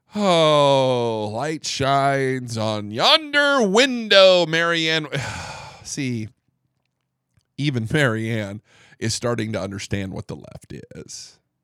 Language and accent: English; Northeast Indiana, United States; moved away as an adult; now in Dallas-Fort Worth, United States; I am from the Midwest, Northeast Indiana